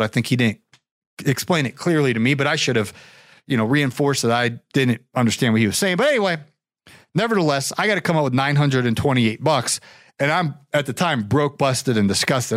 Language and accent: English; Canton, Ohio, United States; I was born and raised in Canton, Ohio